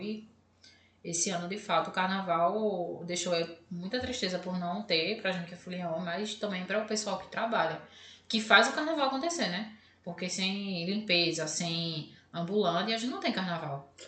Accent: Recife, Pernambuco, Brazil; a gente sabe aqui de Recife

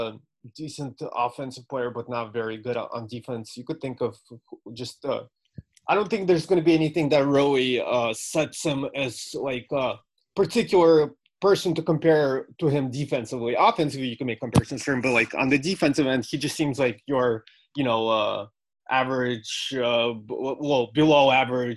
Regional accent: Los Angeles, California, United States; I'm from LA, so I rooted for the Lakers when I was like a little kid

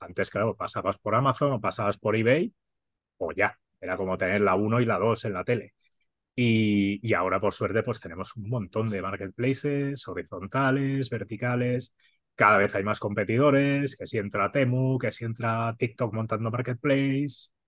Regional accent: Catalonia, Spain; Soy súper catalán

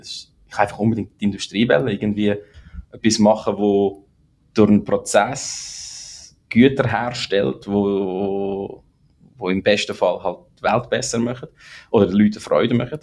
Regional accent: Lucerne, Switzerland; moved away as an adult; also born or lived in St. Gallen; now in United States; ich bin in Zorsi im Kanton Luzern aufgewachsen, eher ländlich

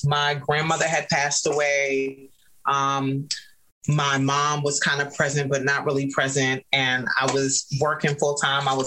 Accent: New York City, New York, United States; I grew up in New York City

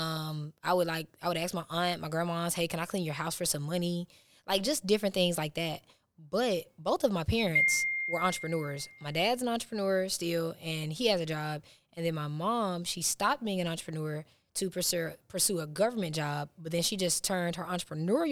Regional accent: Huntsville, Alabama, United States; moved away as an adult; now in Georgia, United States; I'm from Huntsville, but I did move to Georgia about 8 or 9 months ago

